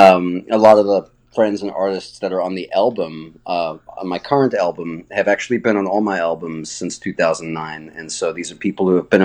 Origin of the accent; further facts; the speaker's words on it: Johannesburg, Gauteng, South Africa; moved away; also born or lived in Brooklyn; I actually grew up in Johannesburg, South Africa.